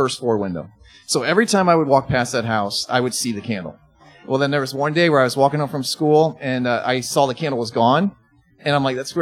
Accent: Belleville, Illinois, United States; I grew up in Belleville, so it's about 40 minutes from here

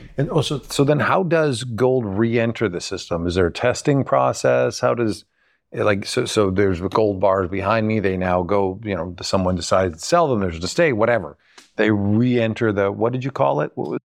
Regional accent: Canada; being Canadian

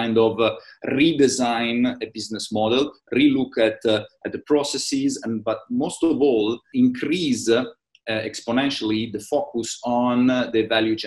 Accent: Italy; accent: Italian; English is a second language; moved away as an adult; now in Middle East; Originally, I'm Italian, as you can assume from my very marked accent.

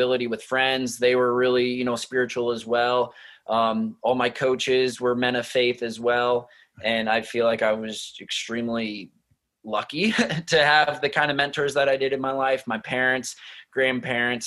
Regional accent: Nebraska, United States; I grew up in Nebraska, on a 10-acre farm in Nebraska

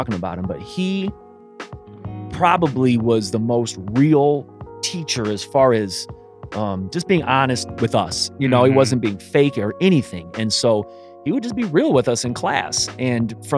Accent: South Bend, Indiana, United States; also born or lived in Granger, Indiana; I grew up on Longfellow right across Twickenham, 1330. So I lived there until I was 16.

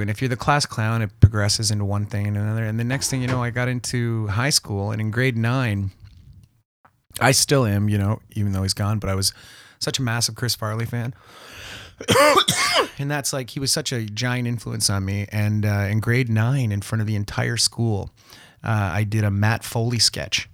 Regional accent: South River, Ontario, Canada; now in Toronto, Canada; I'm from South River, it's a small place

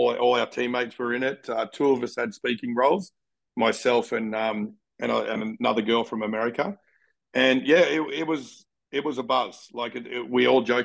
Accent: Canberra, Australian Capital Territory, Australia; moved away; I grew up in Canberra

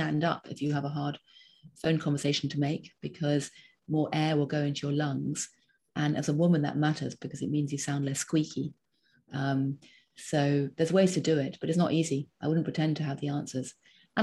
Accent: England, United Kingdom; now in United States; I'm still English, not American.

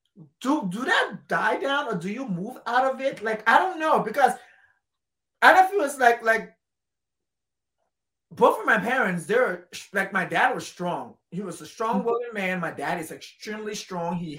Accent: Liberia; I'm Liberian, West African

